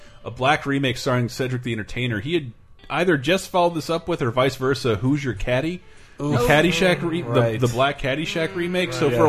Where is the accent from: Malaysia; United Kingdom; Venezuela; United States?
United States; the South; I grew up in the South.